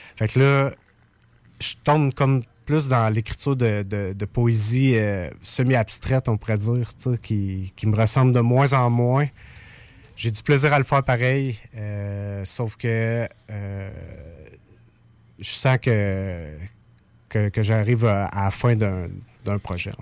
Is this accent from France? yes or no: no; Saint-Élie-de-Caxton, Quebec, Canada; je viens d'un petit village qui s'appelle Saint-Élie-de-Caxton.